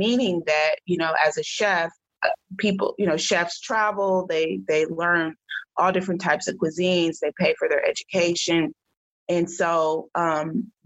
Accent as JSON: {"language": "English", "town": "Oakland", "region": "California", "country": "United States", "tie": "born or raised there", "said": "I was raised in the Oakland, Berkeley area"}